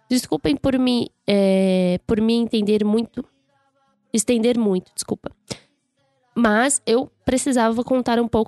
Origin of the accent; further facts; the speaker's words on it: Rio Grande do Sul, Brazil; sou do Rio Grande do Sul